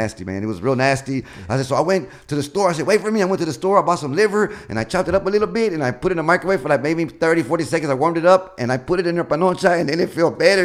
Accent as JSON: {"language": "English", "town": "Houston", "region": "Texas", "country": "United States", "tie": "born or raised there", "said": "I grew up in Denver Harbor"}